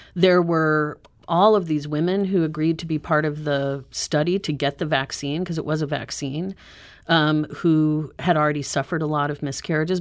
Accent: Southern California, United States; moved away as an adult; also born or lived in Santa Fe, New Mexico / New York City; now in Saint Louis, United States; I grew up in Southern California

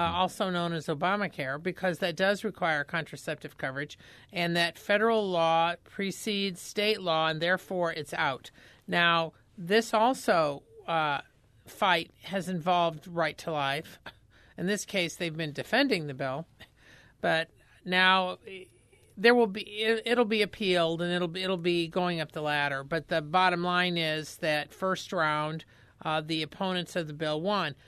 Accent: Indiana, United States; I grew up in Indiana

